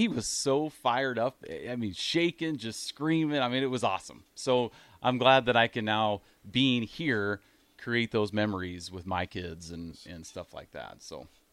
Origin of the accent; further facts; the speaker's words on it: Iowa, United States; moved away as an adult; also born or lived in Grand Island, Nebraska; now in Nebraska, United States; we moved to Iowa when I was two years old.